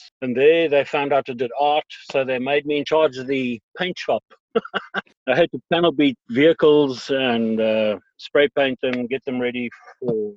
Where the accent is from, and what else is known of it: East Rand, Gauteng, South Africa; born or raised there; also born or lived in Durban; now in Ireland